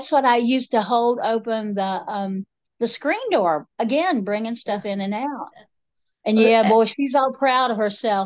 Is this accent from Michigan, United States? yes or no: no; Enka-Candler, North Carolina, United States; I grew up in Inca Candler, west by God, Buncombe County.